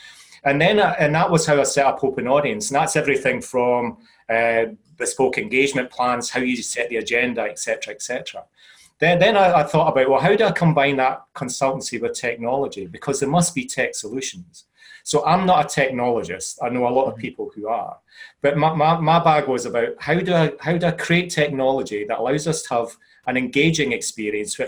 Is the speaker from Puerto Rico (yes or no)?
no; Scotland, United Kingdom; as a Scotsman, I sometimes struggle with English myself